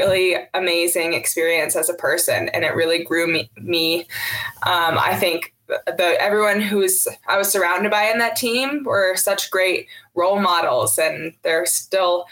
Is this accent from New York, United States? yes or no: yes; Duanesburg, New York, United States; I grew up in Duanesburg, and I have four siblings